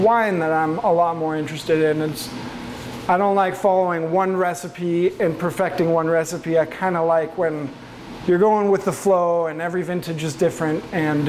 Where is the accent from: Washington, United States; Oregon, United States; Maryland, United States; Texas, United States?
Oregon, United States; also born or lived in Denmark; we moved to Oregon when I was 9